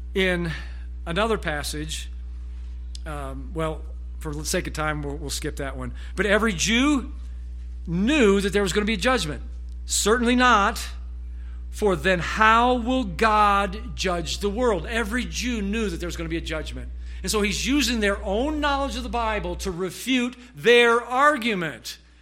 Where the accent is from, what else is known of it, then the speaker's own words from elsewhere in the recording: United States; as the American Christian